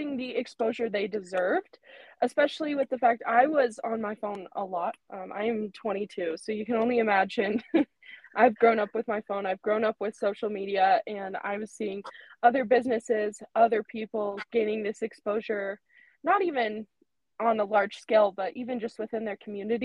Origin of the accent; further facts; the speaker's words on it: Francis, Utah, United States; I am originally from Francis, which is part of the little group of towns in this Camas Valley, Utah.